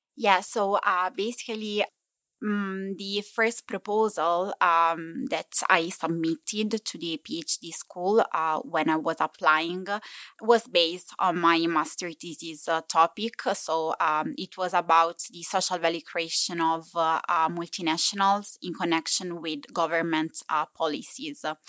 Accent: Italy; accent: Italian English; English is a second language; moved away as an adult; now in Copenhagen, Denmark; I'm from Italy, given my beautiful Italian English uh, uh, accent

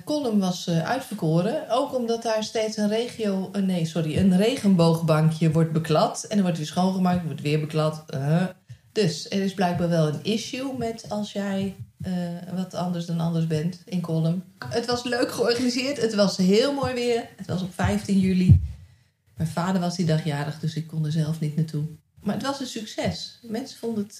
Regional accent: Nijkerk, Gelderland, Netherlands; moved away; wij uit Nijkerk zijn weggegaan

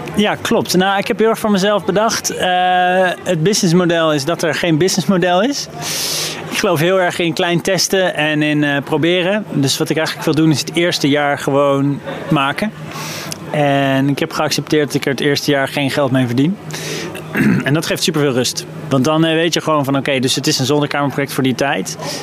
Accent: The Hague, South Holland, Netherlands; de stad Den Haag, waar ik ben opgegroeid.

